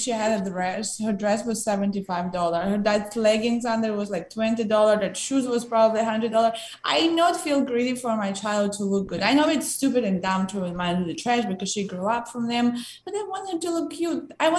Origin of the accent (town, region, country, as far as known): Ukraine; English is a second language; now in United States